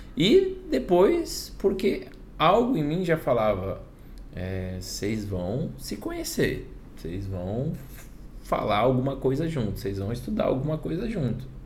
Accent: Pimenta Bueno, Rondônia, Brazil; moved away as an adult; now in Buenos Aires, Argentina; venho de Rondônia, uma cidade pequena, pessoal. Cidade de 37 mil habitantes, Pimenta Bueno.

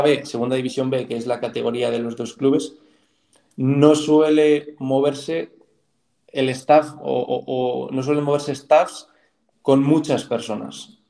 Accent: Soria, Castile and León, Spain; de donde yo soy, sí que es Soria, pero es más concretamente es un pueblo muy pequeño de Soria

